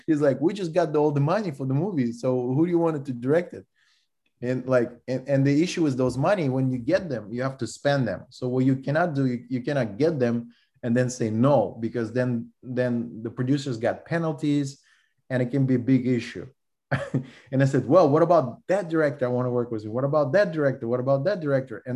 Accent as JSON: {"language": "English", "country": "Russia", "second_language": "English", "moved": "as an adult"}